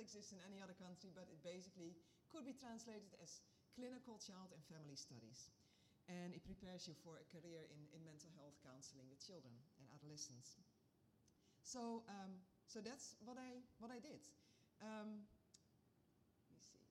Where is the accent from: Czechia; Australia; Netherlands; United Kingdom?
Netherlands; moved away as an adult; also born or lived in Alabama / Sierra Leone; I was born in the Netherlands. I was born in a Christian family, but the church we grew up